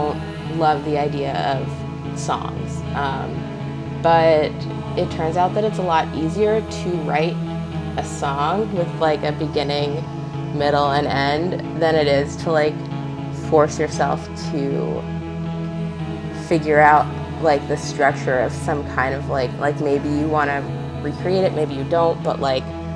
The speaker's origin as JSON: {"language": "English", "country": "United States", "tie": "born or raised there", "said": "I grew up like right outside of New York City"}